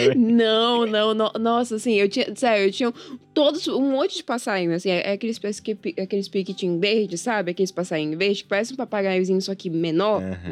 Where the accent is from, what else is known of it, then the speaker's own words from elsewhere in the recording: Manaus, Amazonas, Brazil; sou aqui de Manaus, Amazonas. Eu nasci aqui nessa terrinha, cresci aqui nessa terrinha